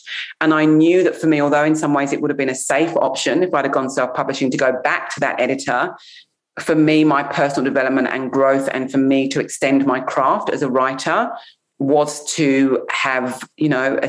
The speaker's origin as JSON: {"language": "English", "region": "England", "country": "United Kingdom", "tie": "born or raised there", "said": "I'm English. I grew up in England."}